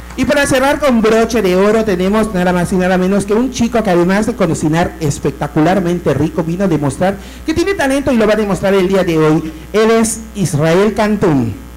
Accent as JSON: {"language": "Spanish", "country": "Mexico", "said": "Como buenas mexicanas"}